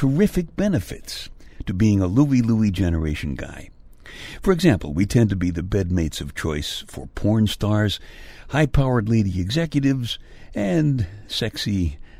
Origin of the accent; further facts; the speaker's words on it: New York City, New York, United States; moved away; I'm from Brooklyn